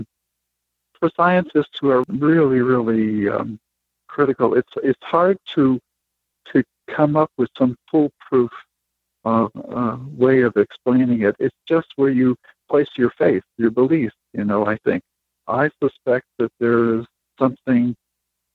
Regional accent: Maine, United States; I was raised in Maine

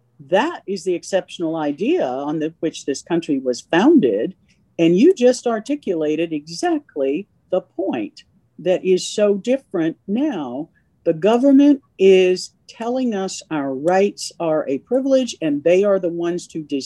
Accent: Virginia, United States; I'm from Virginia.

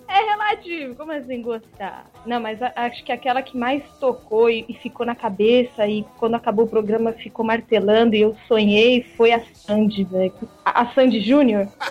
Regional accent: São Paulo, Brazil; como eu sou de São Paulo

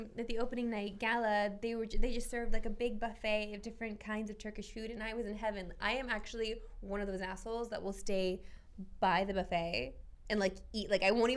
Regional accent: Canada; I'm Canadian

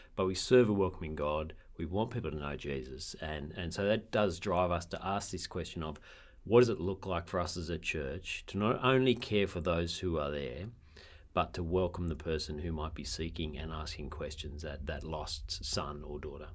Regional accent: Sydney, New South Wales, Australia; moved away; also born or lived in Campbelltown, New South Wales; I grew up in Lugano, which is not bogan

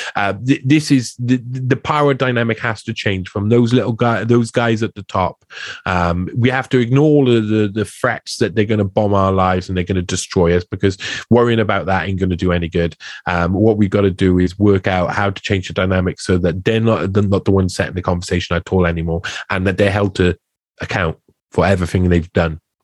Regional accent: Wales, United Kingdom; I come from Wales

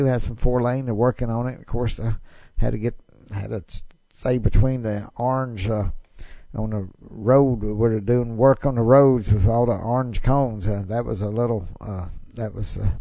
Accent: United States; I was from America

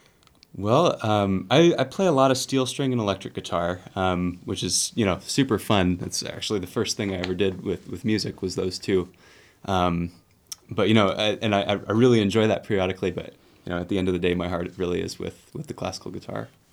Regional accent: Bellingham, Washington, United States; moved away; my hometown of Bellingham, Washington

